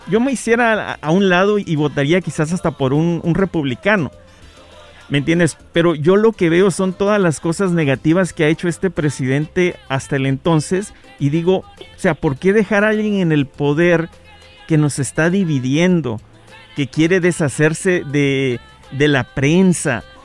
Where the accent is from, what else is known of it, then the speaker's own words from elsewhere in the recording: Guatemala; Yo soy de Guatemala y por eso es de que siempre me he preguntado acerca de los cubanos, ¿me entiendes?